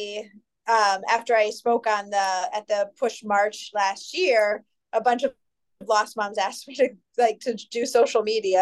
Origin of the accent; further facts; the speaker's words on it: New York City, New York, United States; now in Rochester, United States; I'm originally from New York City in Greenwich Village, but I've been in Rochester, New York since 1996